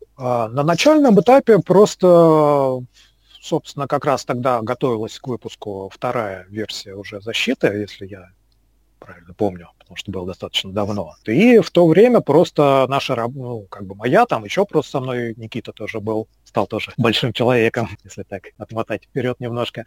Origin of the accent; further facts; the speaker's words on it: Moscow, Russia; Родился, вырос в Москве, в принципе, никуда отсюда особо и не уезжал